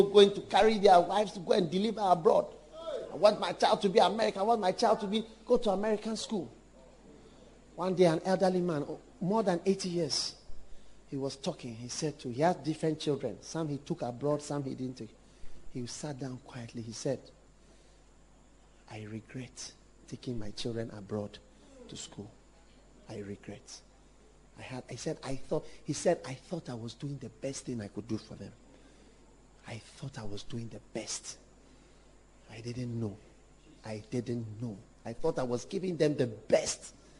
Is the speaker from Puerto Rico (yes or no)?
no; Ghana; When I became aware, I was half caste. Never fully accepted as a Ghanaian in so many circles.